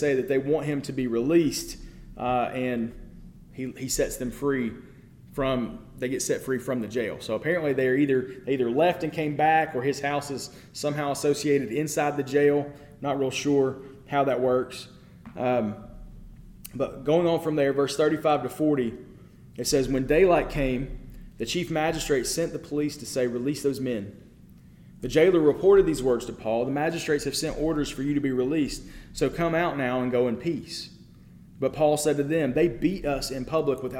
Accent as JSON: {"language": "English", "country": "United States", "said": "as an American"}